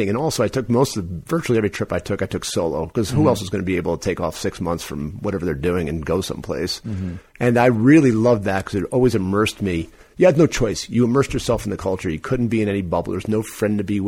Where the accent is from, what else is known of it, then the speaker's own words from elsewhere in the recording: New York, United States; I'm from New York